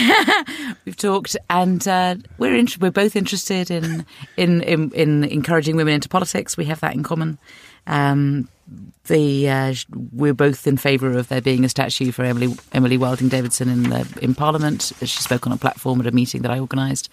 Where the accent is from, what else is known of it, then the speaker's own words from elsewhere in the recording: London, United Kingdom; I'm from North London, and yeah, I bought my house twenty-five years ago